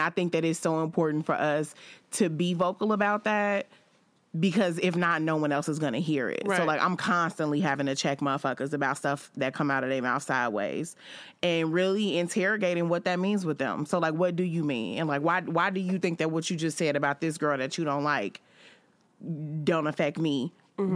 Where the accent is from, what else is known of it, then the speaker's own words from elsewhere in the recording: Chicago, Illinois, United States; I'm a woman and I'm from Chicago